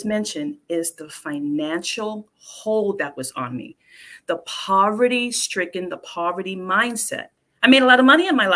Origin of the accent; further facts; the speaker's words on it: New York City, New York, United States; I grew up in the South Bronx